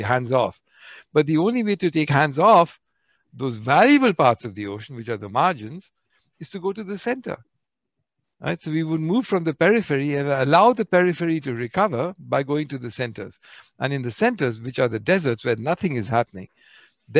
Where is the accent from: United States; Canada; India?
India; I'm Indian.